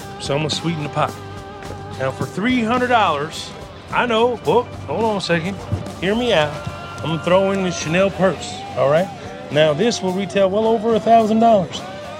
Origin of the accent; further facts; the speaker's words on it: Texas, United States; But yeah, I definitely identify as a Texan, Palestinian.